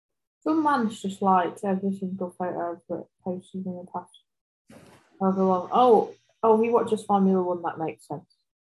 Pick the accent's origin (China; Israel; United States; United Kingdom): United Kingdom; England; I'm English.